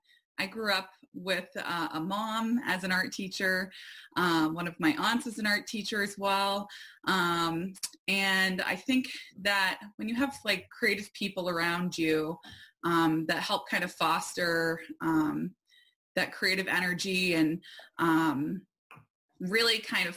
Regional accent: Arundel, Maine, United States; also born or lived in Port Clyde, Maine; I have always been connected to the ocean as a native Mainer, and especially coastal Maine. I grew up in Arundel, which is about 15 minutes from a couple different beaches.

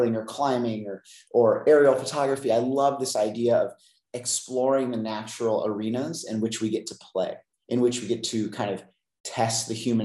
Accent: San Luis Obispo, California, United States; I grew up in Central California, San Luis Obispo area

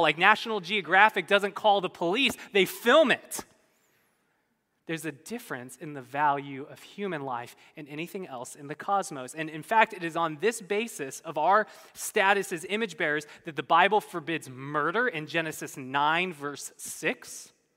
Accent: California, United States; I'm from California.

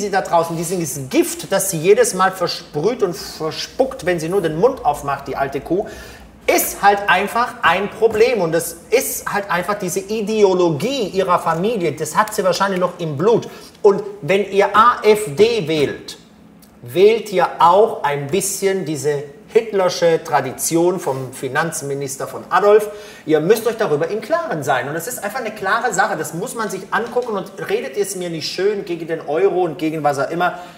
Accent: Italy; als Italiener gehört Pesto irgendwie auf Mozzarella.

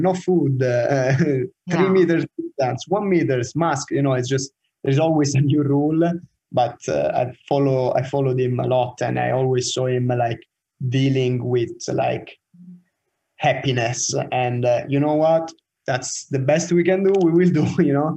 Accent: Rome, Lazio, Italy; now in Oslo, Norway; So I'm from Roma

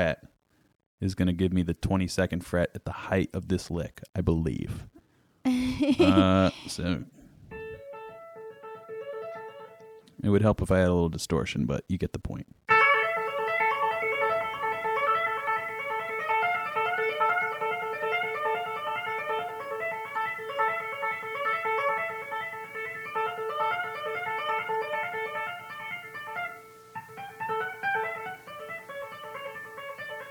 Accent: New England, United States; I'm from New England

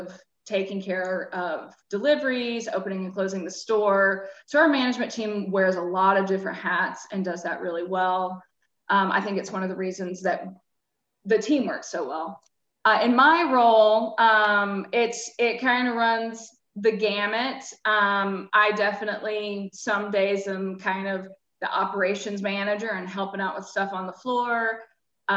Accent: Georgia, United States; moved away as an adult; also born or lived in Vermont / Athens, Georgia; I grew up in Georgia, but had lived in Vermont for many, many years

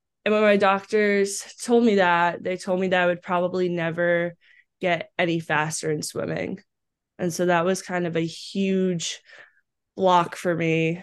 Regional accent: Green Brook, New Jersey, United States; moved away as an adult; also born or lived in Owings Mills, Maryland; I grew up in a small town in New Jersey, Greenbrook.

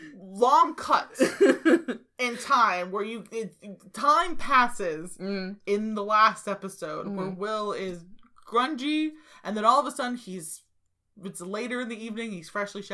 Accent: United States; I'm American.

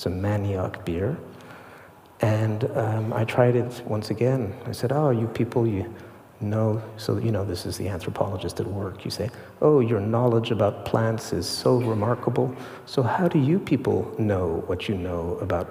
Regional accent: Switzerland; moved away; I grew up in Switzerland

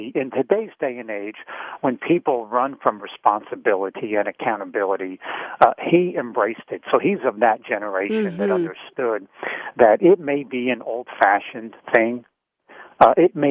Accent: New Jersey, United States; growing up in Jersey

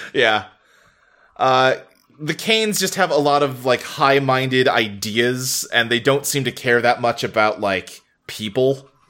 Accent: United States; as an American

